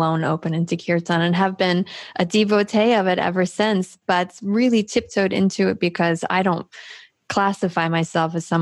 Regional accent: Daytona Beach, Florida, United States; moved away; also born or lived in Washington State; I grew up in Daytona

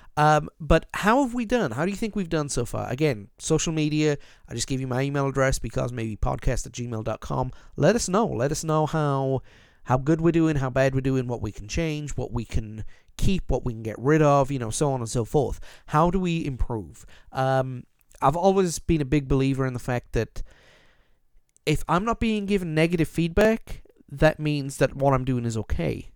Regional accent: South Wales valleys, United Kingdom; Growing up, young lad in the, uh, in the foothills of the South Wales valleys in the United Kingdom

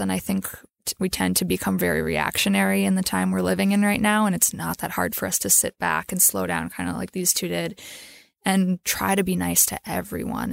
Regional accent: Minnesota, United States; I'm from Minnesota

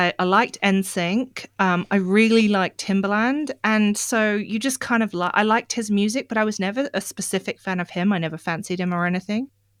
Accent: Australia; accent: Australian; And it might explain why my Australian accent gets a little bit thicker, because, sorry guys, I have no control over it.

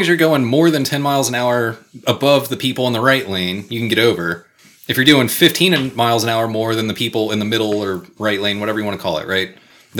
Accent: Austin, Texas, United States; also born or lived in Dallas; I grew up in Austin and got my license in Austin and lived here for another year and a half, and then I moved to Dallas

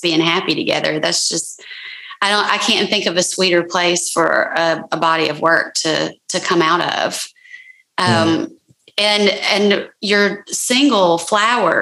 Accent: Birmingham, Alabama, United States; I'm from Birmingham, and I've lived in Birmingham off and on since I was like age 12. So I pretty much consider it my hometown.

